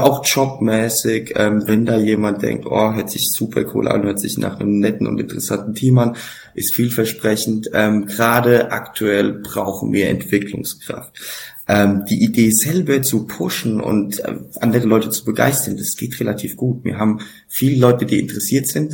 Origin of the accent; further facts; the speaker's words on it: Laufach, Bavaria, Germany; also born or lived in Frankfurt; lauffach, mein Heimatdorf